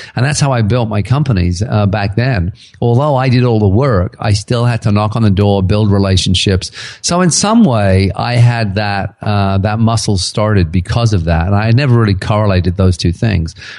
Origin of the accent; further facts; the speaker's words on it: England, United Kingdom; now in Kelowna, Canada; I was from England originally. I now live in Canada. I'm a Canadian citizen